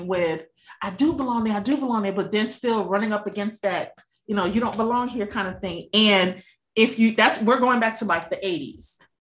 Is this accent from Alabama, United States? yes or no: no; New York, United States; I grew up in New York and Wall Street